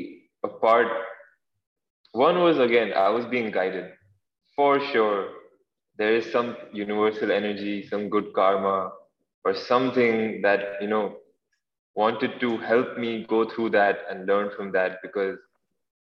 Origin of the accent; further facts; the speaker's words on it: Dubai, United Arab Emirates; I'm from Dubai